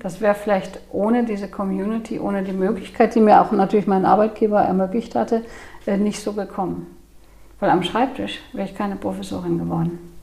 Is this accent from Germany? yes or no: yes; Cologne, North Rhine-Westphalia, Germany; komme ich aus Köln